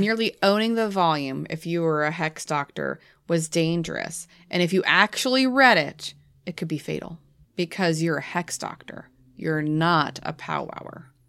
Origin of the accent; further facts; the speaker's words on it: New England, United States; I'm from New England